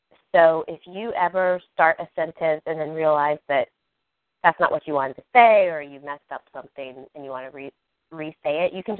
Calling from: Maryland, United States; I'm in Maryland.

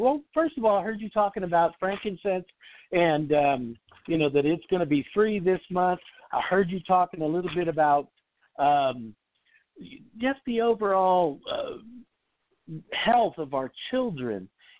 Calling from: Salt Lake City, Utah, United States; Just real quick, I am in Salt Lake.

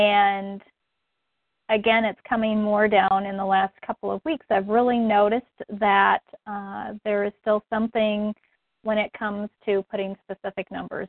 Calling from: Minnesota, United States

